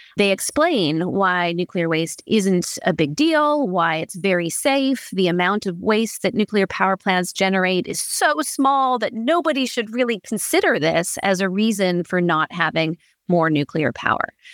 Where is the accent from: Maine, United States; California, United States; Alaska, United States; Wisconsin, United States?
California, United States; Berkeley; I grew up in Berkeley, California.